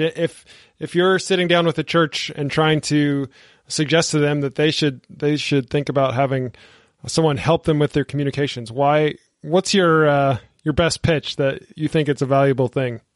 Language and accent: English; the American South, United States; I'm from the American South where churches are just on every corner